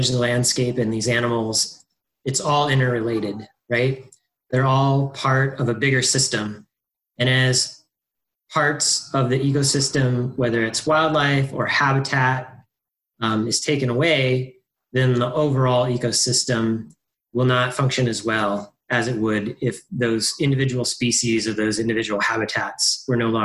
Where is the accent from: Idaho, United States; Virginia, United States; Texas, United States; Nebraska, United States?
Idaho, United States; North; I grew up in North Idaho